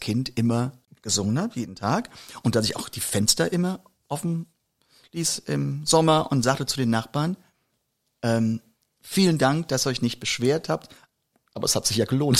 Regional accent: a village on the Moselle, Rhineland-Palatinate, Germany; aus dem Dorf, wo ich herkomme

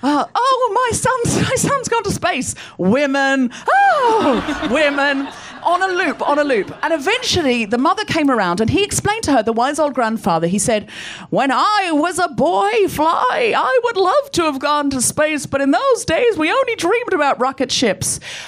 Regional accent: Gold Coast, Queensland, Australia; I grew up on the Gold Coast. I know I don't sound especially Australian, but I read a lot of Enid Blyton as a child and I picked up the accent from the books.

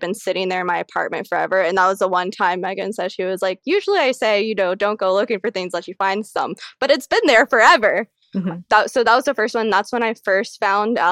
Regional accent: Colombia; now in United States; my home country of Colombia

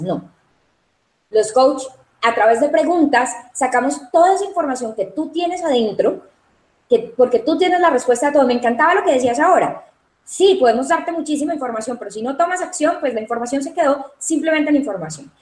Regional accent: Cali, Valle del Cauca, Colombia; also born or lived in Medellín, Colombia; realmente nací en la ciudad de Medellín, soy paisa, lo llevo en la sangre, pero Cali es la ciudad que me acogió desde muy pequeña

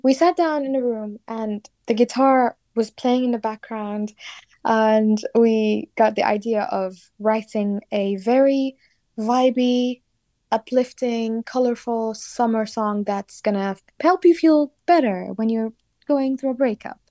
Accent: Sulaymaniyah, Kurdistan Region, Iraq; moved away as an adult; now in London, United Kingdom; I was born and raised in a city called Slemani

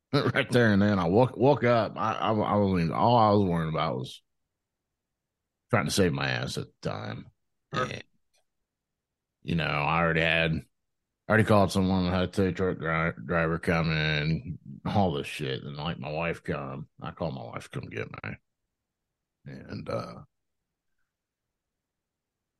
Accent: Ohio, United States

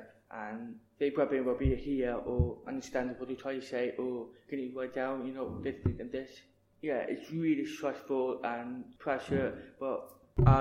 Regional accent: Cardiff, Wales, United Kingdom; I'm from Cardiff. My parents from Pakistan

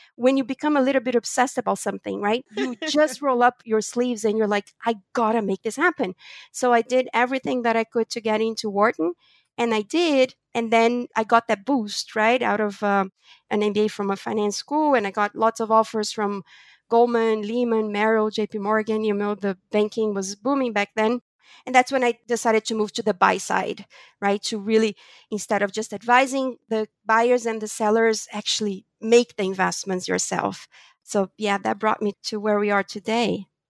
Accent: Brazil; moved away; also born or lived in United States / New York / Europe; I was born in Brazil from a Portuguese family.

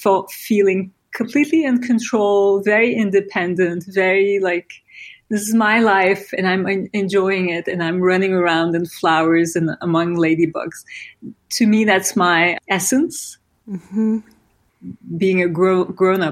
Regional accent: İzmir, Turkey; now in New York, United States; I grew up in Izmir, which at the time was a small Aegean city, kind of quiet and beautiful

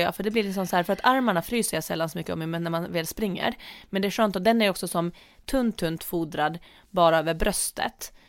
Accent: Åland Islands; moved away; när jag tränade friidrott hemma på Åland

